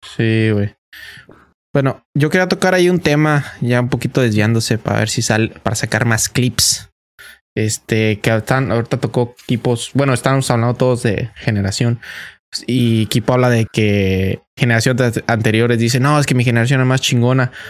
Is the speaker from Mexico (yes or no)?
yes; Mexico; now in United States; uno como mexicano